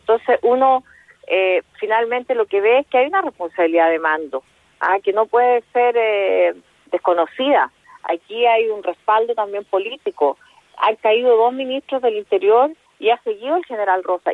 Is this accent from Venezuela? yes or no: no; Chile; nosotros como chilenos y chilenas